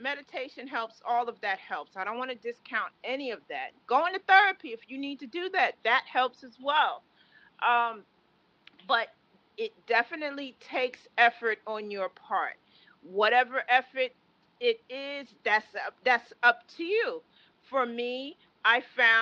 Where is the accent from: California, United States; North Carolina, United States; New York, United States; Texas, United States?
New York, United States; moved away; also born or lived in Maryland; I'm from New York, but I was living in Maryland